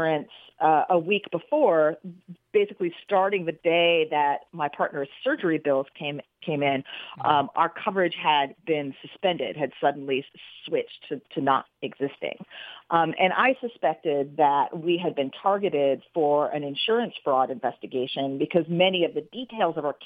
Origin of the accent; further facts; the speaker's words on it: Troy, New York, United States; my hometown of Troy, New York